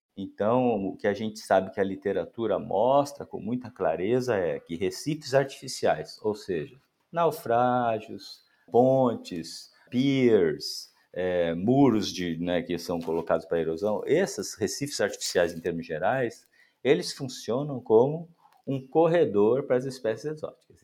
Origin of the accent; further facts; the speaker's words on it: Santos, São Paulo, Brazil; como eu sou nascido e criado numa cidade costeira, então, desde a infância, sou natural de Santos, São Paulo